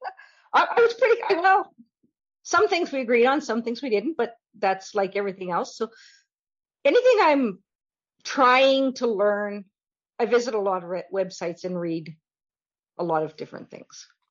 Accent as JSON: {"language": "English", "town": "Fox Creek", "region": "Alberta", "country": "Canada", "tie": "born or raised there", "said": "I grew up in Fox Creek, which is halfway between Whitecourt and Valley View. 150 miles northwest of Edmonton"}